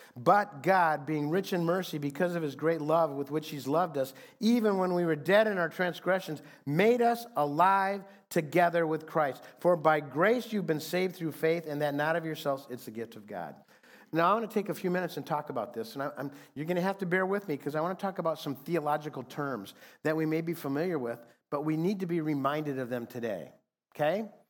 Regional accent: Fremont, Michigan, United States; now in Phoenix, United States; a group of guys that I grew up with in Fremont, Michigan

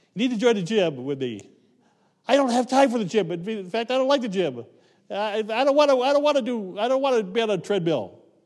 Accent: Rock Creek, Ohio, United States; moved away as an adult; I grew up in Rock Creek, Ohio.

